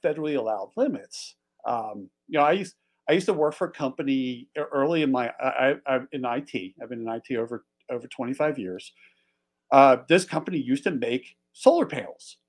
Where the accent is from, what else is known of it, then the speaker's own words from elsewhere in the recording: Philadelphia, Pennsylvania, United States; moved away as an adult; now in Montana, United States; I grew up as a kid in Philly. So I grew up just outside of Philly.